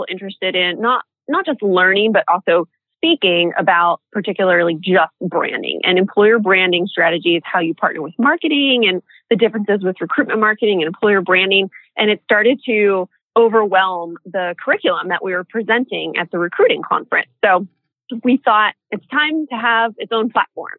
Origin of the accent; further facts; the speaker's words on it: San Diego, California, United States; in San Diego, my hometown.